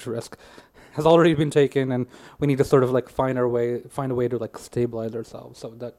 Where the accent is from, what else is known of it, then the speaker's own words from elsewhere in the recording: Canada; I think in many ways, we consider ourselves equally as Canadian. And I think that in itself is what makes Canada so unique.